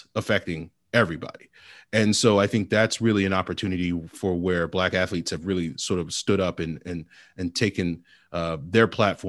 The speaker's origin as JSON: {"language": "English", "region": "Virginia", "country": "United States", "tie": "born or raised there", "said": "I know growing up in Virginia, like when it came to Black History Month"}